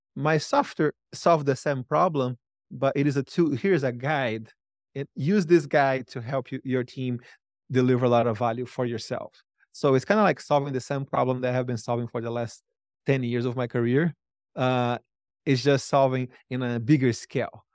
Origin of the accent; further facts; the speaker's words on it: Brazil; moved away as an adult; now in United States; I used the money to move to the United States. I'm from Brazil